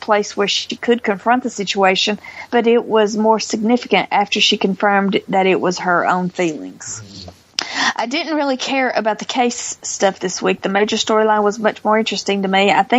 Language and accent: English; Canada; It took me out of the story. I'm so Canadian.